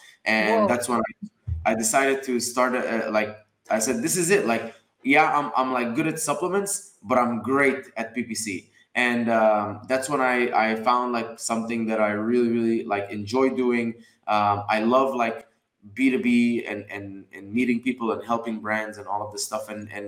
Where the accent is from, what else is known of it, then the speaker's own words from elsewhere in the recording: Dubai, United Arab Emirates; also born or lived in Egypt; now in United States; So I was born in Egypt, raised in Dubai. I came to America in 2011